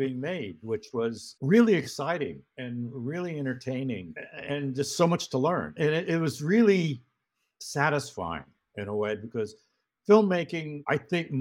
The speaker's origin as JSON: {"language": "English", "town": "San Francisco", "region": "California", "country": "United States", "tie": "born or raised there", "also_born_or_lived": "Los Angeles", "moved": "as an adult", "said": "growing up in San Francisco"}